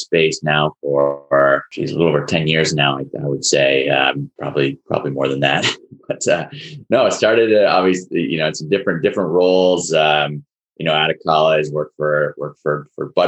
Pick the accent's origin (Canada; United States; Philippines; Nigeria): United States; Burlington, Vermont; moved away as an adult; now in Boston area, United States; I was actually born in Vermont. So I grew up in right outside of Burlington, Vermont, and then came down to the Boston area to go to college.